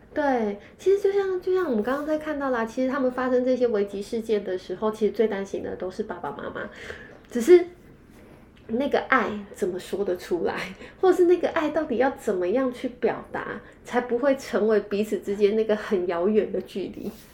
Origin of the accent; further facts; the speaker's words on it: Taiwan; 我们台湾人